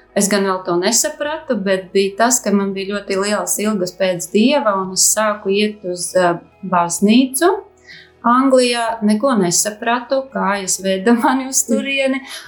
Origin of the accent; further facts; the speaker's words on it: Bauska, Latvia; moved away as an adult; also born or lived in England; esmu no Bauskas